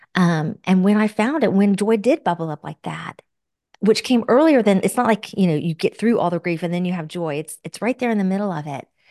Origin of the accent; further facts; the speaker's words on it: Florida, United States; We both were born and raised in Florida